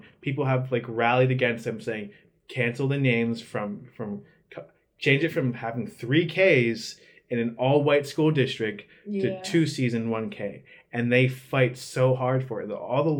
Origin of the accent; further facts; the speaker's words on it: Lehigh Township, Pennsylvania, United States; I was from Lehigh Township, so it's a very big school district. Yeah. So people, it's divided up into the townships and the borough. So there's Moore Township and then Lehigh Township. Granted, in my township, Dannysville, where I'm from